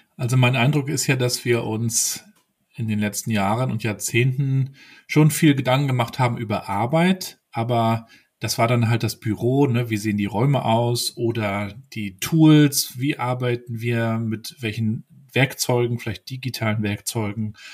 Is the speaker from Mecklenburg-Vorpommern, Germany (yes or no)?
yes; Mecklenburg-Vorpommern, Germany; also born or lived in Rostock; ich aus Mecklenburg-Vorpommern.